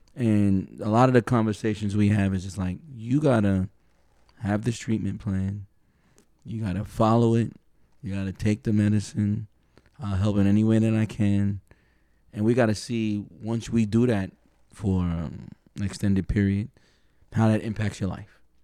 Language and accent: English; New York City, New York, United States; we're from New York City